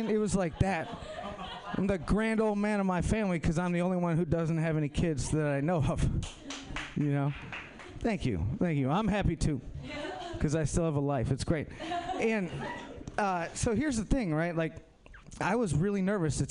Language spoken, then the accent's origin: English; Minnesota, United States; moved away; I'm from Minnesota